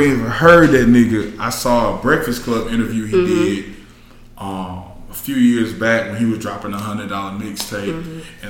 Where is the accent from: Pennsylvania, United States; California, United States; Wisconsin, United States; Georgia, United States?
Georgia, United States; Clayton County; I'm from Clayton County and I work So I live in Jonesboro.